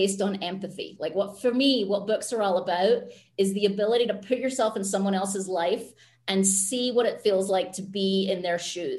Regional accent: Scotland, United Kingdom; moved away; also born or lived in San Francisco; I'm Scottish

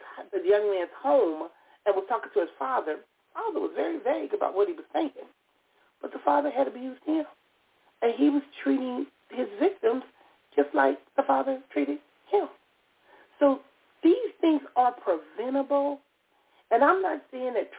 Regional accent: Compton, California, United States; Growing up in Compton, California

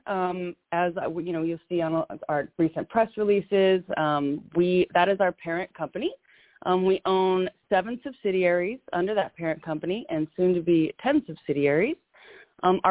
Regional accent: Louisiana, United States; also born or lived in Arkansas; I'm from Louisiana, originally born in Arkansas, raised in Louisiana in the deep south

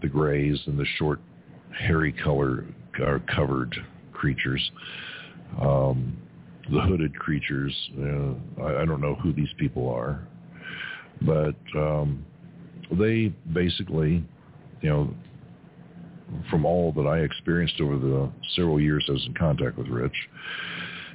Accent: Kentucky, United States; now in Arizona, United States; when I was a kid growing up in Kentucky

